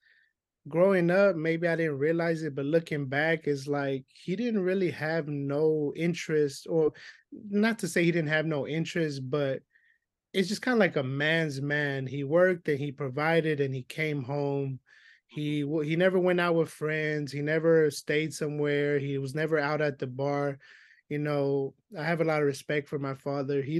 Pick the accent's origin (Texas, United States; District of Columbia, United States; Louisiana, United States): Texas, United States; Houston; I'm from Houston, Texas, specifically the East Side